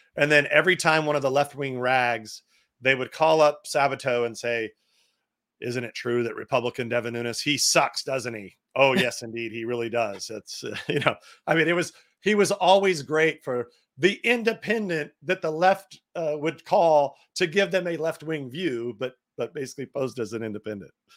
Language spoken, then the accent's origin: English; California, United States; I'm from California